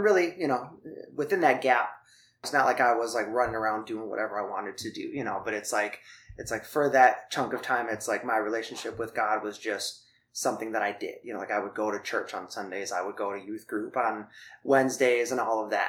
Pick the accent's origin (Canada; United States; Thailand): Thailand; Yeah, well, so you mentioned before that I grew up in Thailand. So my parents were missionaries when I was young.